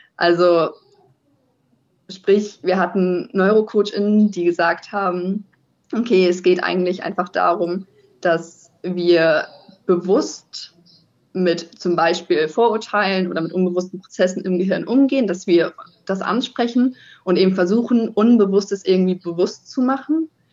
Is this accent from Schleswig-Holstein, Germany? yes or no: yes; near Kiel, Schleswig-Holstein, Germany; moved away as an adult; also born or lived in Heide / Lüneburg; now in Italy; ich komme eigentlich aus der Nähe von Kiel, bin da aufgewachsen